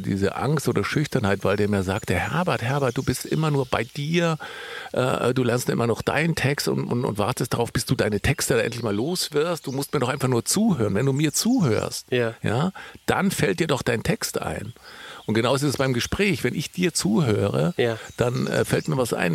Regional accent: Allgäu, Bavaria, Germany; ich komme ja aus dem Allgäu

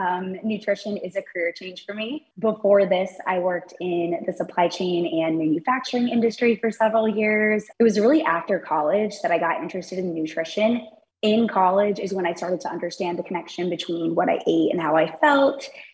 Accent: Sarasota, Florida, United States; So I grew up in Sarasota, Florida.

